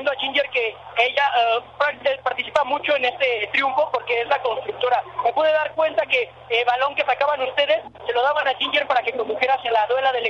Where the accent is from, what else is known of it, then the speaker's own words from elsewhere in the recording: Pachuca, Hidalgo, Mexico; la, mayoría de nosotros somos de Pachuca